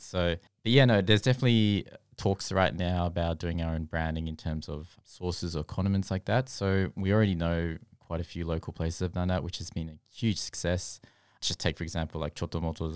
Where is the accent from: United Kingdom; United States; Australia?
Australia; growing up in Australia